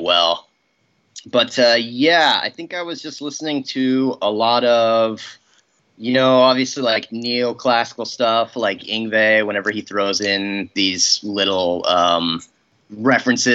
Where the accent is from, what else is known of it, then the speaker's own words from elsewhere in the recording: Oregon City, Oregon, United States; we're both from Oregon City. We didn't necessarily go to high school at the same time, but we went to the same high school